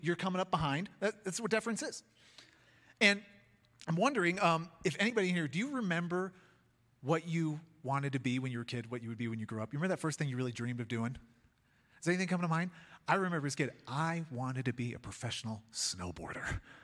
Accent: Chicago, Illinois, United States; now in Colorado, United States; I'm a kid from Chicago

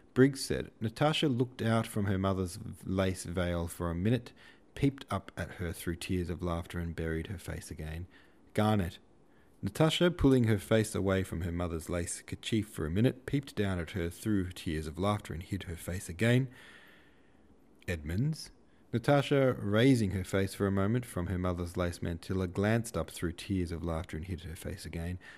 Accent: Australia; I was born in Australia

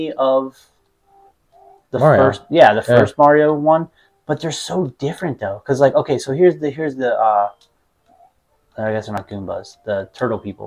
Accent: Pittsburgh, Pennsylvania, United States; accent: Pittsburgh; my Pittsburgh accent

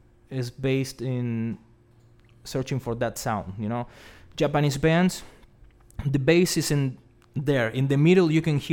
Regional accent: Buenos Aires, Argentina; I'm from Buenos Aires.

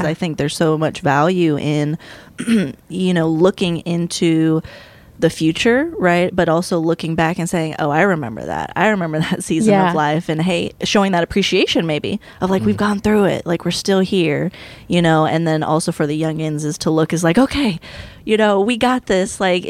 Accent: the South, United States; growing up in the South

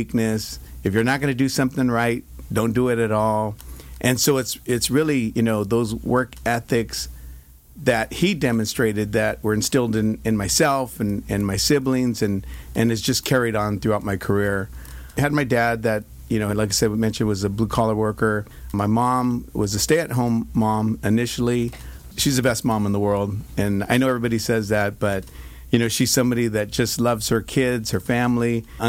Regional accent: Stockton, California, United States; born or raised there

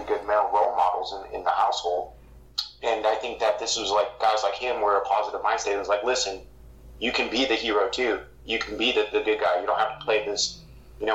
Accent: San Diego, California, United States; my family and where we're from Southeast San Diego

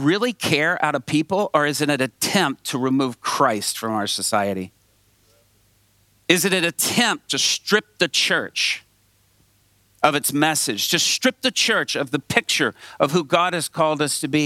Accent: Atlanta, Georgia, United States; I grew up mostly in Atlanta, Georgia, on a street called Bolton Road off I-20

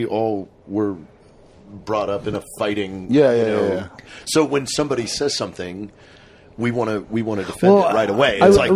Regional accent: Paulsboro, New Jersey, United States; my hometown in Paulsboro was, the population was 7,500 people.

